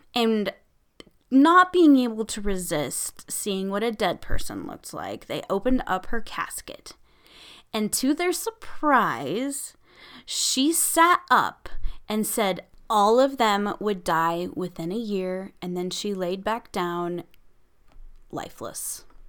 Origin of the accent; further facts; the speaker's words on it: Nebraska, United States; my home state of Nebraska